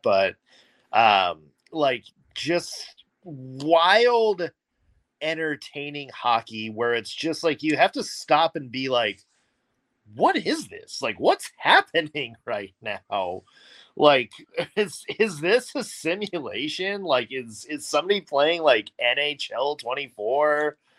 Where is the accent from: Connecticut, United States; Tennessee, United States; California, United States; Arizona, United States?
Tennessee, United States; Nashville; I was fourth grader growing up in Nashville